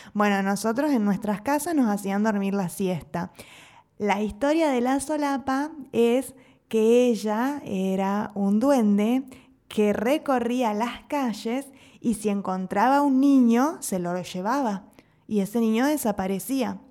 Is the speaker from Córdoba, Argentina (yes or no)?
no; Entre Ríos, Argentina; moved away as an adult; now in Mexico; en Argentina, al menos en Entre Ríos, de donde soy yo